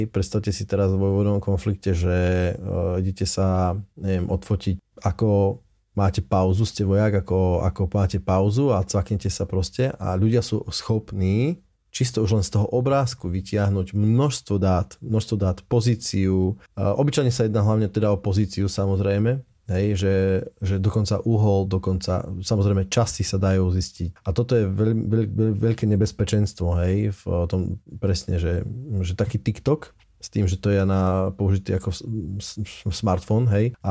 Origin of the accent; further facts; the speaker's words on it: Slovakia; my sme no Slováci.